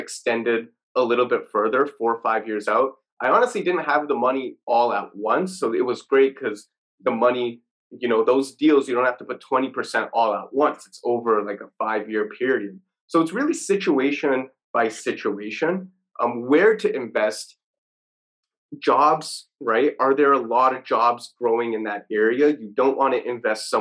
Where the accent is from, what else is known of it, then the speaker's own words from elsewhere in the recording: Toronto, Ontario, Canada; I'm from Toronto.